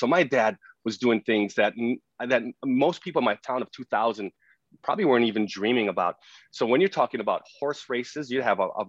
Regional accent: Hawaii, United States; I think I grew up in the best small town that I could have been brought up in. My upbringing in Hawaii is hard work.

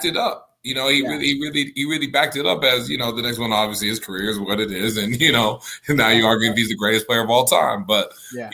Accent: Nigeria; I'm Nigerian

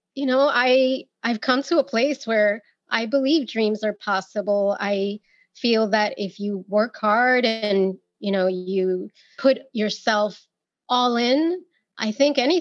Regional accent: New York, United States; I was born and raised in New York by Dominican parents

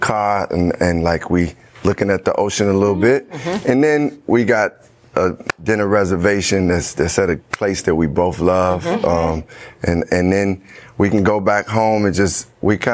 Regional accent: Chicago, Illinois, United States; where I grew up in Chicago

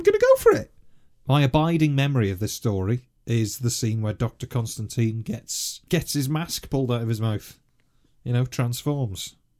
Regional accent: North Wales, United Kingdom; as a kid, obviously, growing up in North Wales

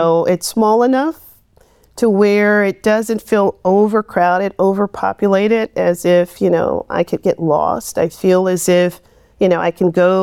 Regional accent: Midwest, United States; moved away as an adult; also born or lived in Rochester, New York / Indiana / South Carolina; I come from the Midwest, and what I consider is the salt of the earth people

